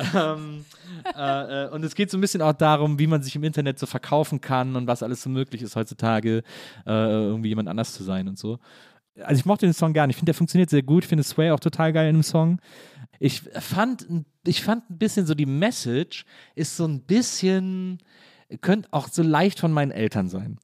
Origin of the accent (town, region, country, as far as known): Wesseling, North Rhine-Westphalia, Germany; born or raised there